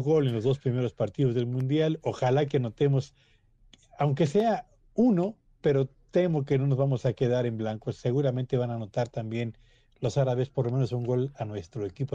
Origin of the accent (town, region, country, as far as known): Mexico